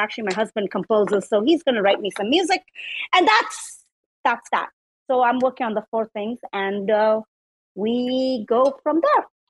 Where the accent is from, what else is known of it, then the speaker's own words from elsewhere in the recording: South India, India; now in United States; I was born in India. So in India, in South India, they call me …